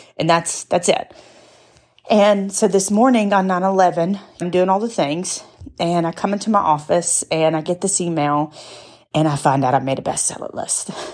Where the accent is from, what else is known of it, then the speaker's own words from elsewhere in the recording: United States; I'm an American.